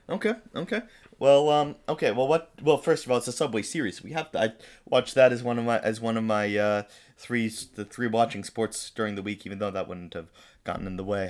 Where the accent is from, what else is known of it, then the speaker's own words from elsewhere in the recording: United States; we are American